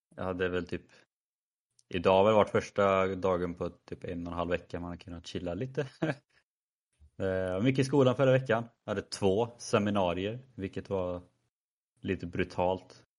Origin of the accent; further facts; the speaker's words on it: Värsås, Västra Götaland, Sweden; also born or lived in Skövde; min hemby Versos